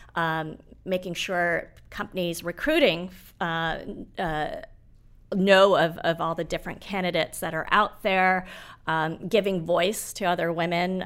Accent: Nairobi, Kenya; now in United States; I was born in Nairobi.

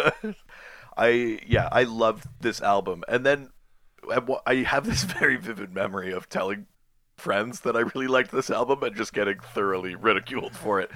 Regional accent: Yukon, Canada; I'm from the Yukon in Canada.

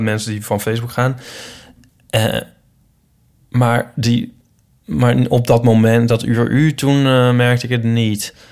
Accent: Netherlands; also born or lived in Utrecht; we zijn wel Nederlanders

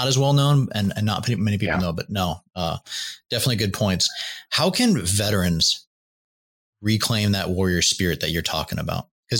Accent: Pacific Northwest, United States; Growing up in the Pacific Northwest

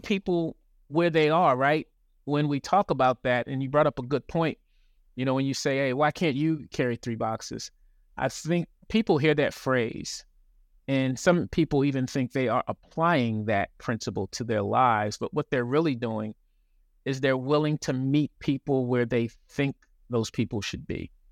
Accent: Baltimore, Maryland, United States; moved away; also born or lived in Los Angeles / North Carolina; I'm originally from Baltimore, lived in L

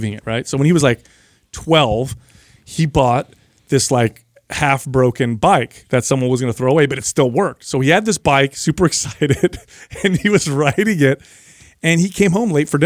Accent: San Jose, California, United States; I grew up in San Jose

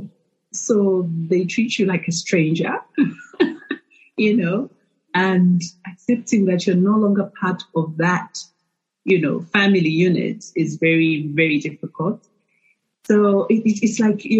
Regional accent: Lusaka, Lusaka Province, Zambia; also born or lived in Ndola; now in Lusaka, Zambia; I was born and raised in Lusaka. I moved to Ndola when I got married.

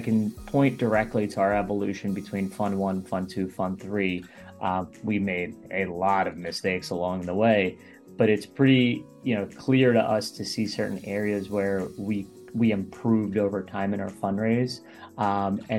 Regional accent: Baltimore, Maryland, United States; I grew up in the Baltimore, Maryland area, about 20 minutes outside Baltimore

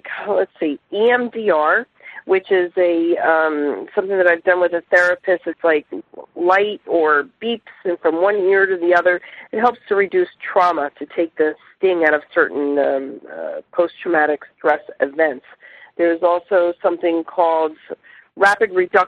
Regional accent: New Jersey, United States; also born or lived in Miami/Fort Lauderdale/Palm Beaches, Florida; now in South Florida, United States; I was raised in New Jersey

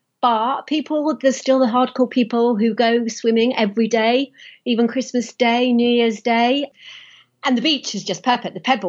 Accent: Wales, United Kingdom; also born or lived in London; now in Brighton, United Kingdom; I've lived here for, 20 years. I have lived in London. I'm from Wales, but I moved to Brighton and I've stayed here. It's my spiritual home. It's right on the seaside, so it's just perfect.

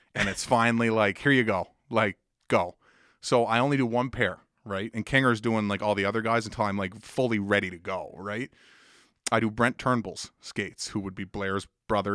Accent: Woodstock, New Brunswick, Canada; now in Halifax, Canada; I grew up in Woodstock, New Brunswick

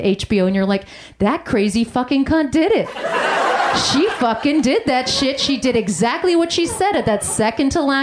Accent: United States; I grew up in an America as a first-generation immigrant, child of immigrants

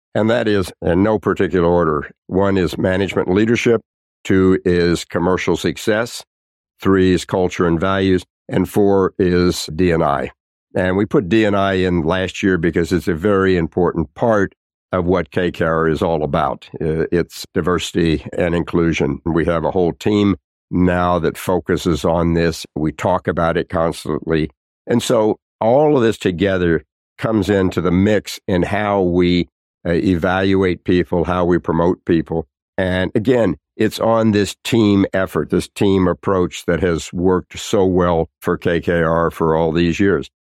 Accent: Tulsa, Oklahoma, United States; I grew up in Tulsa, Oklahoma

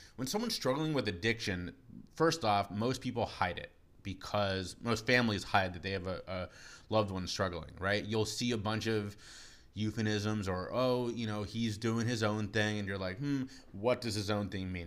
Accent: Cincinnati, Ohio, United States; moved away as an adult; now in Charleston, United States; Moved down here from my hometown of Cincinnati, Ohio

